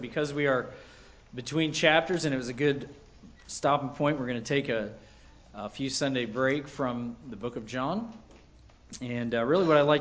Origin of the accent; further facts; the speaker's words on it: United States; as an American